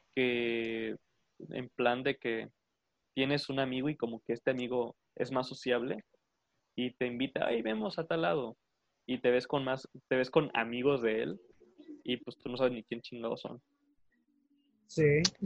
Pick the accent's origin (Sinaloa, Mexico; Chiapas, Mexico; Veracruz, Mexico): Chiapas, Mexico; Arriaga; mi ciudad o que pasa en mi ciudad y me da muchísima pena decir, verga, yo soy de ahí